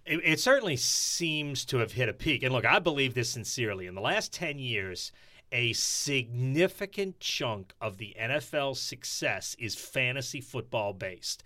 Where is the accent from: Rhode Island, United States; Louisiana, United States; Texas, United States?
Louisiana, United States; New Orleans; moved away as an adult; also born or lived in South Dakota; I grew up in New Orleans East